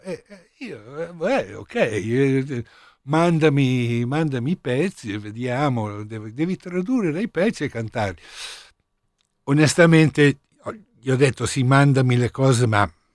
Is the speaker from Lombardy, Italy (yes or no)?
yes; Milan, Lombardy, Italy; essendo milanese